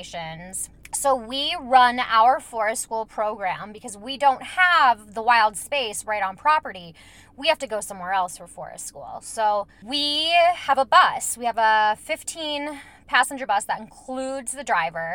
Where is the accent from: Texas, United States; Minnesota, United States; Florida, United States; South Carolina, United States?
Minnesota, United States; I'm from Minnesota